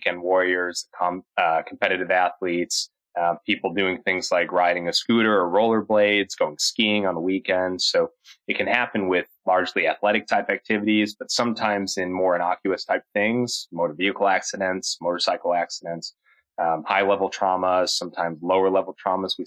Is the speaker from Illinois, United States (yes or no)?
yes; Chicago, Illinois, United States; moved away as an adult; also born or lived in Cleveland, Ohio; now in Charlotte, United States; born and bred in the Midwest, Chicagoland area